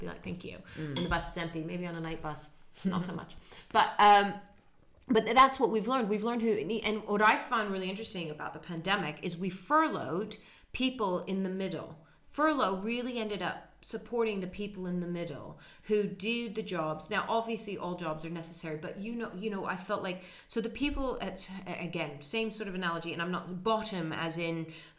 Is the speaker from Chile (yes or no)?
no; Netherlands; moved away; In where I grew up in Holland, you say hello and goodbye to the bus driver.